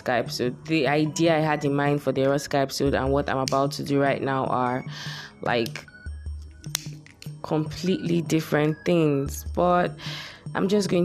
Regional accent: Nigeria; I'm Nigerian.

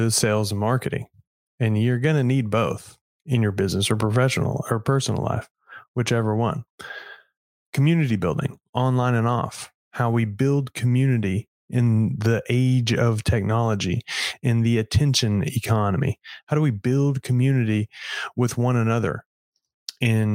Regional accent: Edgewood, Texas, United States; my hometown of Edgewood, Texas, about 1600 people on the last population sign

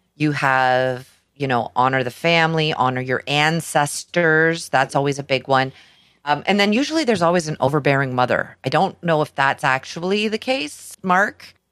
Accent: Canada; we're Canadian.

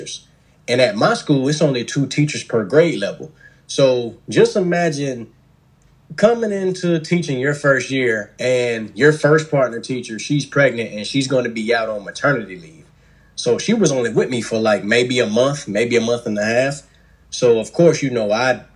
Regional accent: Columbia, South Carolina, United States; Born and raised in Columbia, South Carolina.

